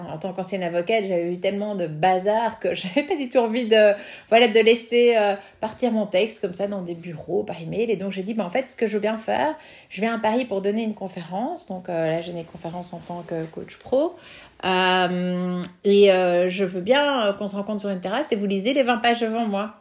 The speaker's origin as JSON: {"language": "French", "country": "Belgium", "said": "quand on est belge"}